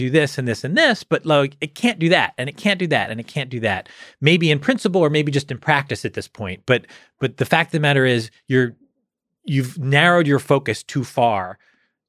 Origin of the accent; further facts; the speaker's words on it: outside Philadelphia, Pennsylvania, United States; moved away; I grew up outside Philly